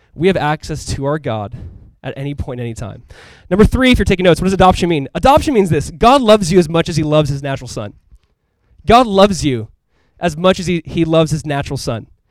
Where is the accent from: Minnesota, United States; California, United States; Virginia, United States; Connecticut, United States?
California, United States; Southern; moved away; we grew up in Southern California. And so growing up, we'd go to Disneyland.